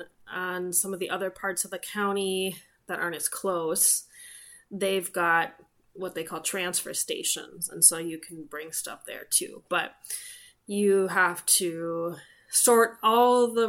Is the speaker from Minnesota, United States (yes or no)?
yes; Minneapolis, Minnesota, United States; my husband and I grew up in the Twin Cities or surrounding suburbs